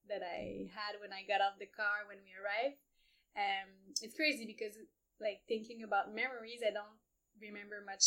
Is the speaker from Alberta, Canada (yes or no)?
no; Montreal, Quebec, Canada; moved away as an adult; also born or lived in Ecuador / El Salvador / Indonesia; I grew up in Montreal